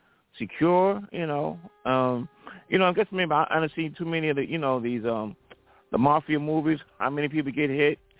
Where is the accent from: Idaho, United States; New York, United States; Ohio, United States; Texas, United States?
New York, United States; New York City; my hometown of Brooklyn